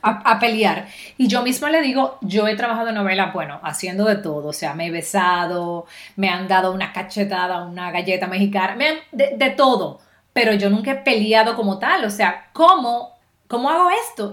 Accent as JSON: {"language": "Spanish", "country": "Dominican Republic", "also_born_or_lived": "Miami", "moved": "yes", "lives_now": "Florida, United States", "said": "como tú eres dominicana, tú no puedes dominar un acento neutro"}